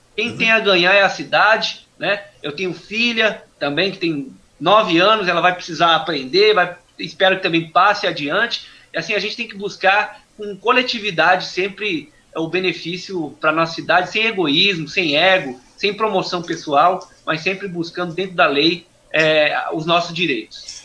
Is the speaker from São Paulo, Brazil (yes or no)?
yes; Suzano, São Paulo, Brazil; eu sou nascido aqui no Jardim Monte Cristo, uhum. na cidade de Suzano